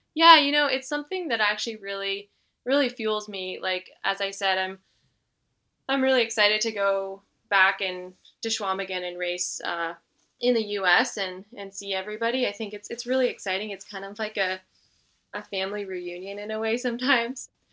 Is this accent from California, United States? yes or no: yes; Northern California, United States; now in Durango, United States; I grew up in Northern California